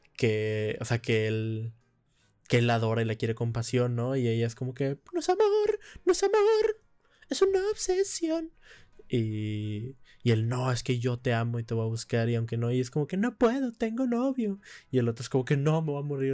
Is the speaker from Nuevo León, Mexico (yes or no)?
yes; Monterrey, Nuevo León, Mexico; moved away; mi tierra natal, Monterrey